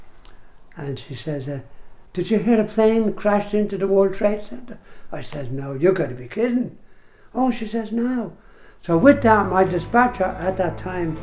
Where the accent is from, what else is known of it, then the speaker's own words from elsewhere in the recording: Dublin, Leinster, Ireland; moved away; also born or lived in New York; I was born in Ringsend, in Gaelic you call it Ringwirthen